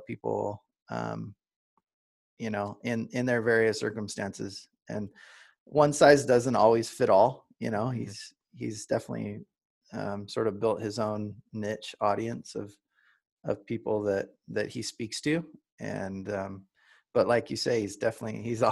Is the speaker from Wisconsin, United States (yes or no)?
no; Southern California, United States; I grew up in SoCal surfing all the time